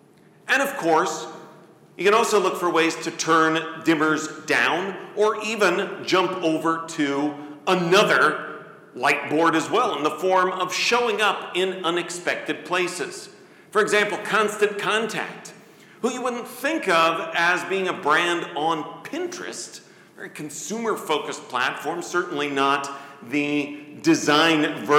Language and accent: English; Coralville, Iowa, United States; She is currently running to be my hometown of Coralville's first female mayor.